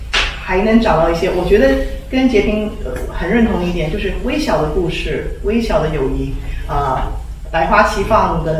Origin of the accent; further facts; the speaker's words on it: Taiwan; 完全不能说什么华人，谁要是华人，我是台湾人，对不对？